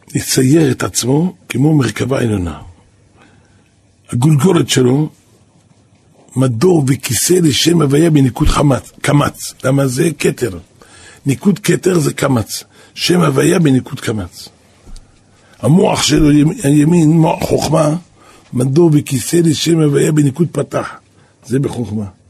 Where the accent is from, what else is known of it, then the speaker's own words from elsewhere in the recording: Jerusalem, Jerusalem District, Israel; אני גדלתי פה בנהר שלום